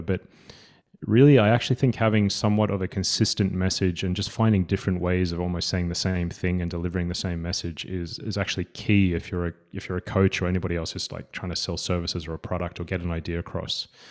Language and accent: English; Sydney, New South Wales, Australia; accent: Australian; moved away as an adult; now in Gothenburg, Sweden; I am a coach from Australia. I uh, grew up in Sydney